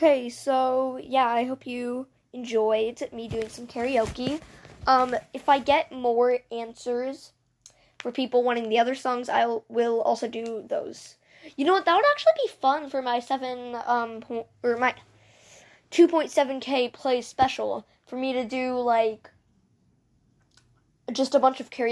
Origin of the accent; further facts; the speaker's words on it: Canada; I'm from Canada, so if you notice me spelling favorite with an O-U instead of just